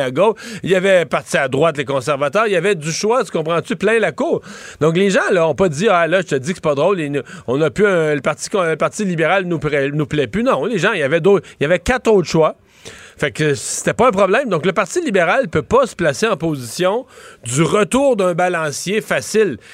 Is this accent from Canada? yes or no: yes; Quebec, Canada; chez nous au Québec